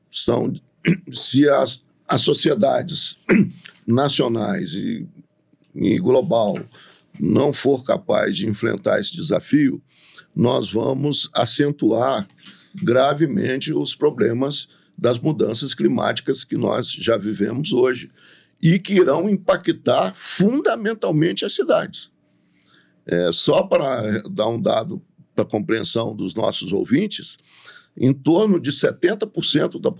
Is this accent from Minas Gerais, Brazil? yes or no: yes; São Domingos do Prata, Minas Gerais, Brazil; eu nasci em São Domingos do Prata.